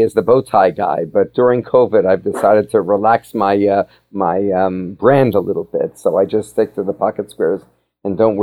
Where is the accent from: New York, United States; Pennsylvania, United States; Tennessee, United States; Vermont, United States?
Pennsylvania, United States; Philadelphia; Growing up in Philadelphia, I was Quaker educated